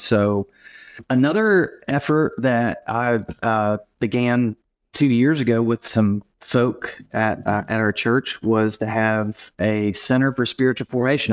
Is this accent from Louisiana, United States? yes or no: no; Knoxville, Tennessee, United States; I live in Knoxville, Tennessee, and I'm actually from Knoxville.